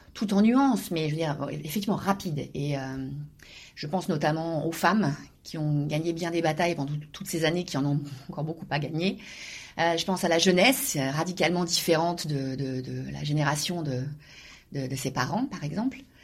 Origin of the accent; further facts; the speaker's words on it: Normandy, France; moved away as an adult; now in South Korea; je suis normande, très fière de l'être, très fière de mes origines, très fière de, mon pays de, naissance